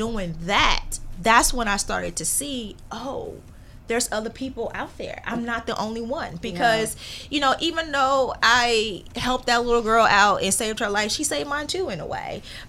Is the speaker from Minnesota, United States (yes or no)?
no; Chicago Heights, Illinois, United States; I grew up in Chicago Heights, Illinois.